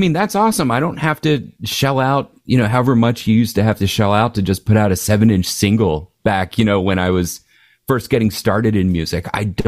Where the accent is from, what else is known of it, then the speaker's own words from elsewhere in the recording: Philadelphia, Pennsylvania, United States; now in Havertown, United States; I grew up in Northeast Philly, so definitely Philadelphia native. Grew up there from about, you know, being a baby up till probably when I was about 13. And my parents moved out to Havertown, which is where I live now.